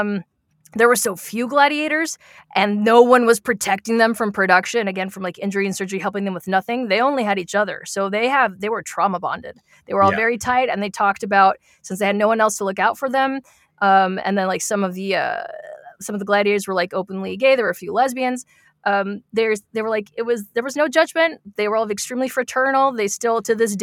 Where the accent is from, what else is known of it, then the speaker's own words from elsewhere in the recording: Las Vegas, Nevada, United States; I'm from Las Vegas